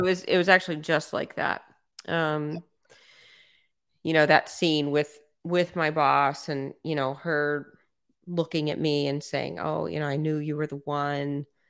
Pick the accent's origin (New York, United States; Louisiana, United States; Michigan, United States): Louisiana, United States; South; I was raised in South Louisiana where everybody's Catholic